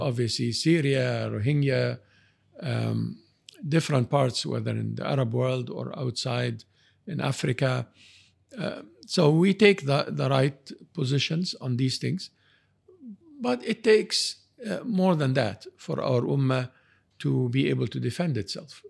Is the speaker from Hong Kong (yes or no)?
no; Canada; I'm, I'm from Canada.